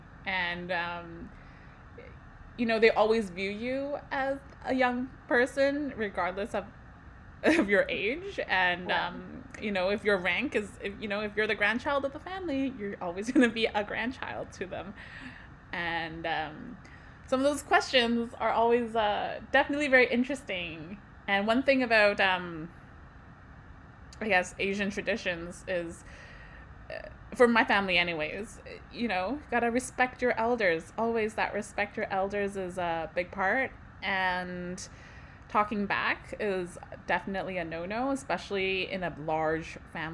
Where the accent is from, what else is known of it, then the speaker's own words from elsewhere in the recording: Vancouver, British Columbia, Canada; I was born and raised in Vancouver, and my family is from Hong Kong.